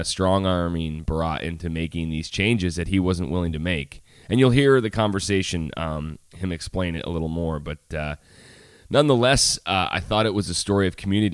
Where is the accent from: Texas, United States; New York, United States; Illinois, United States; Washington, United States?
New York, United States; Syracuse; I'm a honky from Syracuse.